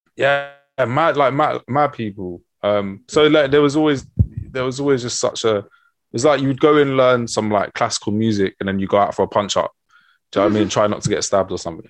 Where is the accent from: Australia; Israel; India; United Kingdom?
United Kingdom; London; I was born in North London in uh, Camden